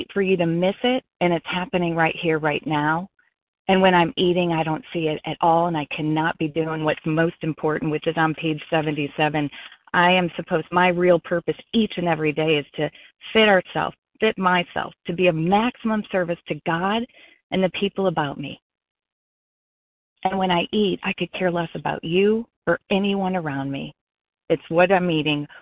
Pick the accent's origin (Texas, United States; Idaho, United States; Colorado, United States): Colorado, United States; now in South Florida, United States; I'm not in Colorado. I'm in South Florida, but I am from Colorado